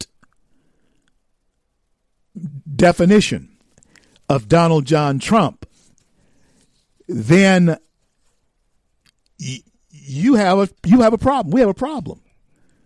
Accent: the South, United States; I grew up in the South in the 60s. I grew up in the South

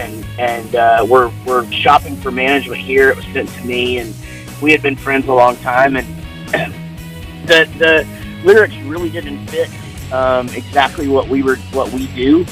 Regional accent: Wichita Falls, Texas, United States; I'm from Wichita Falls, Texas

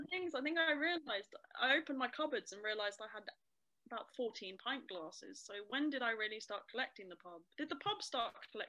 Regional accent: Camden, London, United Kingdom; my experiences growing up in Camden, I grew up mostly, my mum worked in the pub that I talk about quite a lot, the Cock Tavern.

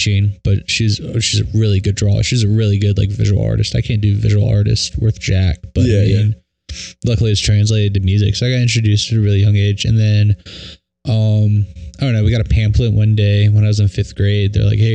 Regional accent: southwestern Virginia, United States; moved away as an adult; now in Richmond, United States; I grew up in Robert County. It's like an hour north of Roanoke in southwestern Virginia.

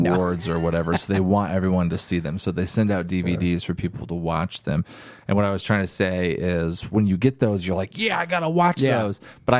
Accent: Oregon, United States; born or raised there; moved away

